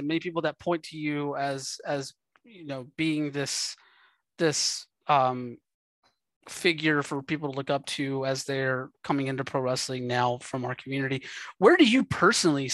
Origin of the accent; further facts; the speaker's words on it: United States; an area where I grew up at in South Georgia, North Florida